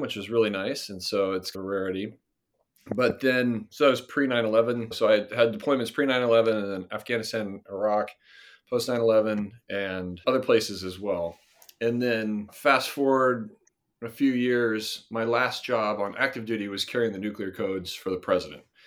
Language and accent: English; Nebraska, United States; moved away; also born or lived in Michigan; I'm originally from Nebraska